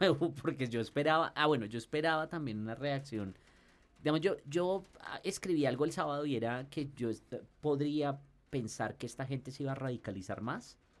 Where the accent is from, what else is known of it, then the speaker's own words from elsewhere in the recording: Colombia; como los colombianos